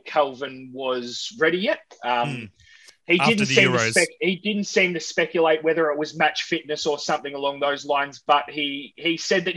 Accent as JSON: {"language": "English", "country": "Australia", "said": "as an Australian supporter"}